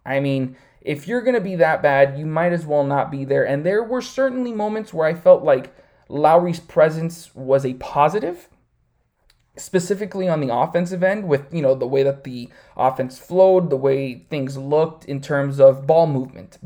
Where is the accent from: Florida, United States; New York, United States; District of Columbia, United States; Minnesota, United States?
Florida, United States; Miami; I grew up here in Miami, Florida, all twenty-eight years of my life